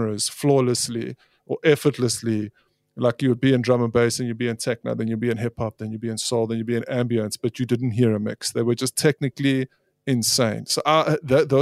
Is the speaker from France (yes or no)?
no; South Africa; also born or lived in Scotland; I am totally South African. I mean, I've been raised here